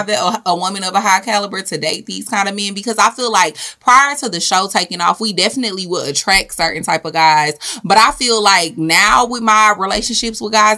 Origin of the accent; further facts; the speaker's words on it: Houston, Texas, United States; We're from Houston, so we know.